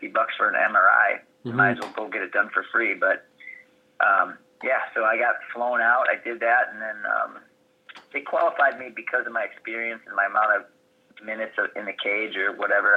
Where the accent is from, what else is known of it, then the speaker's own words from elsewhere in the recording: Chicago, Illinois, United States; I'm from Chicago area